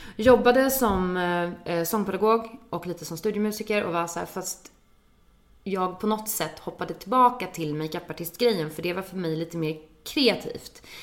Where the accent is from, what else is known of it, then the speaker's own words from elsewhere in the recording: Danderyd, Stockholm County, Sweden; also born or lived in London; kommer ifrån Stockholm, ifrån Danderyd från början